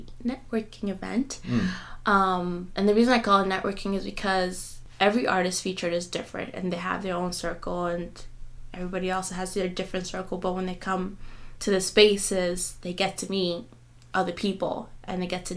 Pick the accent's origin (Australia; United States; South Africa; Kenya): Kenya; being a Kenyan is not very common for your parents to support you if you're not a nurse or a doctor